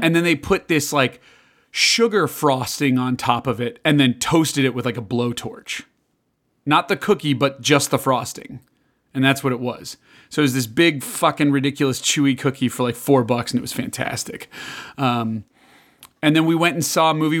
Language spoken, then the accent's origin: English; Chicago, Illinois, United States; moved away; also born or lived in Kansas; I grew up in Chicago